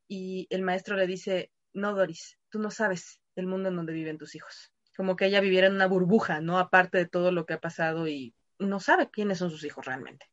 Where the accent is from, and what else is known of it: Mexico